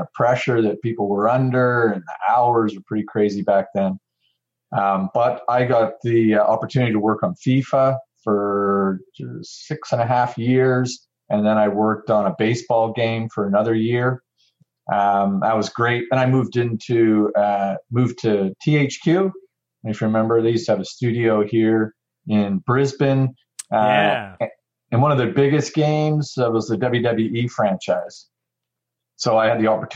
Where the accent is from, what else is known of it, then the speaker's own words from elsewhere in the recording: Vancouver, British Columbia, Canada; also born or lived in United States; now in Melbourne, Australia; I got into it at EA Canada in Vancouver. That's kind of where I grew up. I'm originally born in the States, but when I was about 12, my family moved up to Canada. So I consider myself Canadian